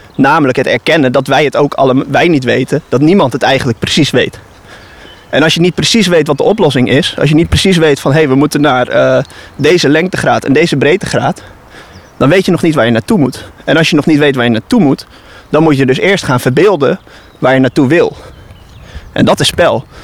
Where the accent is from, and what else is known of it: Netherlands